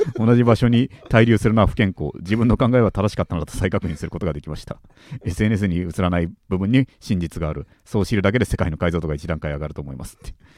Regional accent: Tokyo, Japan; 東京生まれ東京育ち

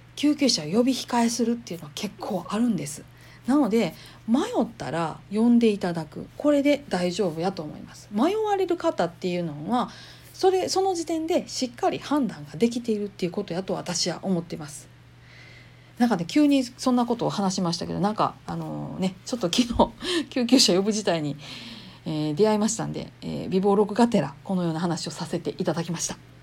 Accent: Kansai, Japan; accent: Kansai dialect; 関西弁でなんやかんやしゃべり散らかす

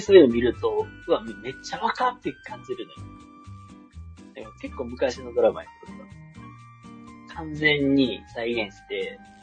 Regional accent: Kansai, Japan; 自分関西出身やからさ

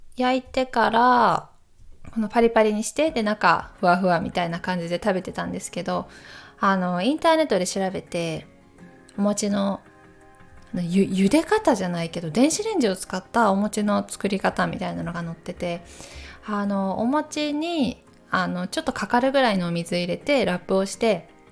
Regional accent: Takayama, Gifu, Japan; moved away; 私岐阜県の高山市出身

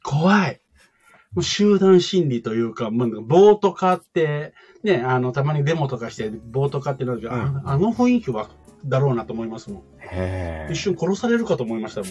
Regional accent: Kansai, Japan; accent: Kansai dialect; moved away; 私も関西人

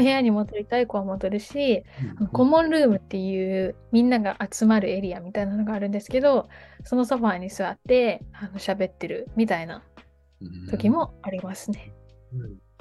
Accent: Osaka, Japan; moved away as an adult; also born or lived in Tokyo / Denmark; 私は大阪府出身なんですけど、大学が東京のところに行っておりまして、デンマークに行く前は東京に数年間住んでいました。

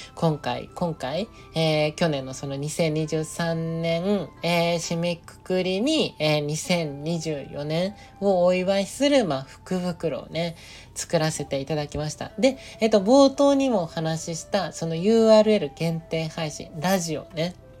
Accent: Nagoya, Aichi, Japan; moved away; あの時は地元の名古屋にいた

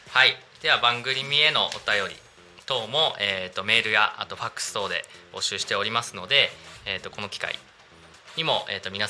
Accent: Narita, Chiba, Japan; 僕成田市のあの羽生地区、ま、万崎ちょっと出身なんですけど

